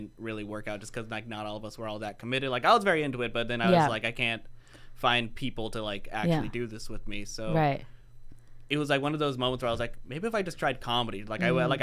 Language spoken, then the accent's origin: English; Oxnard, California, United States; I'm from Oxnard